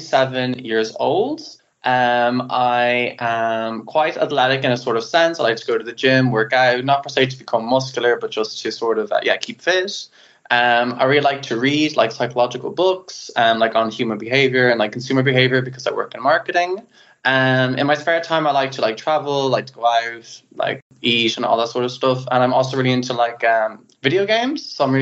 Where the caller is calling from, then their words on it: Netherlands; English is a second language; I always feel like my accent's very hard for people to know when I speak in English. I am located in the Netherlands in Northern Europe.